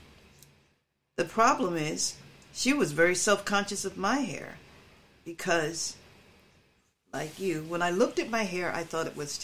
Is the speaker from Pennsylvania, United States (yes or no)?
yes; Philadelphia, Pennsylvania, United States; also born or lived in Willow Grove, Pennsylvania; when I moved with my mother from Willow Grove with my uncle, my aunt and uncle, with my mother when she bought a house on 18th Street in Philadelphia